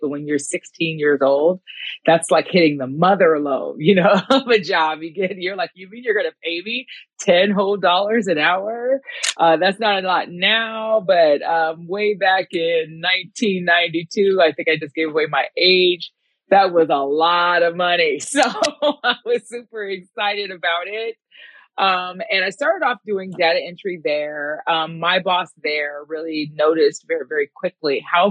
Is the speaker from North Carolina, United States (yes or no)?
no; Newport Beach, California, United States; my hometown